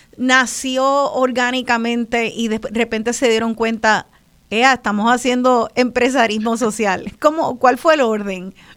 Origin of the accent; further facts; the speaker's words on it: Puerto Rico; como boricua